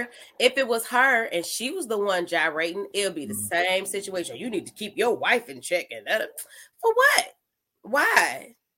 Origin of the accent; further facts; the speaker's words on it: Chicago, Illinois, United States; Well, I'm from Chicago, so he's definitely famous here.